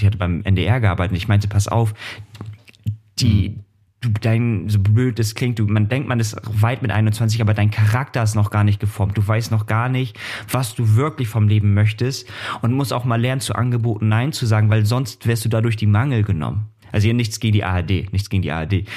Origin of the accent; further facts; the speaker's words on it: Hamburg, Germany; now in Kiel, Germany; für mich ja Hamburg der Ort, wo ich herkomme